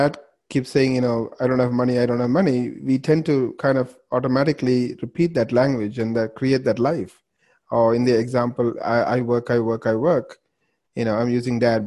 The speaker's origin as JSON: {"language": "English", "country": "Canada", "said": "we're both Canadian"}